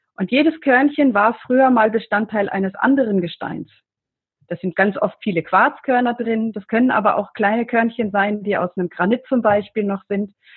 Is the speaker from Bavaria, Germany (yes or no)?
yes; Middle Franconia, Bavaria, Germany; ich komme aus Mittelfranken, hast zu Bayern gehört